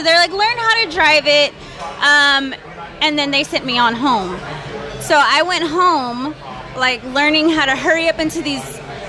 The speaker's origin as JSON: {"language": "English", "region": "Texas", "country": "United States", "tie": "born or raised there", "said": "I'm born and raised in Texas"}